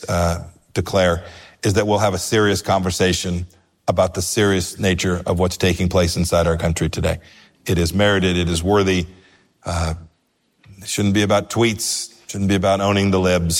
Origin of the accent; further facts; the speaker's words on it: Southern California, United States; moved away as an adult; I grew up in Southern California.